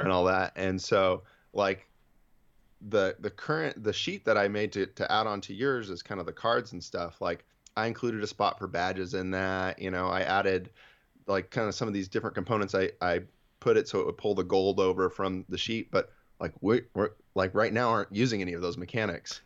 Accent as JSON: {"language": "English", "region": "Central Valley of California", "country": "United States", "said": "I'm from the Central Valley of California."}